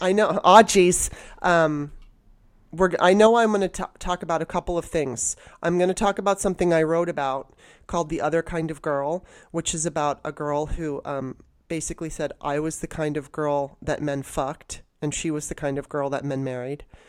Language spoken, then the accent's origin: English; Los Angeles, California, United States; moved away; also born or lived in Baltimore; growing up in Los Angeles, I, and even in Baltimore when I was young